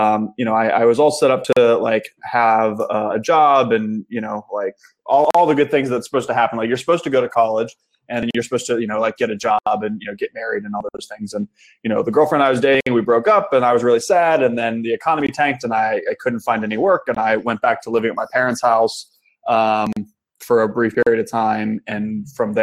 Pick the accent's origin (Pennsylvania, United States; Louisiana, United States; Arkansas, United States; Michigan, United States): Pennsylvania, United States; Pittsburgh; moved away as an adult; also born or lived in Kent, Ohio; I grew up in Pittsburgh, Pennsylvania, in the United States, which is actually where I am back living now as of about 6 weeks ago